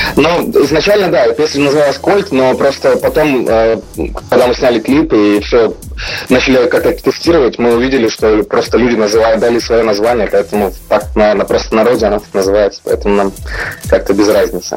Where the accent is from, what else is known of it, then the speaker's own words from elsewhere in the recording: Ukraine; мы группа …, а, мы из Украины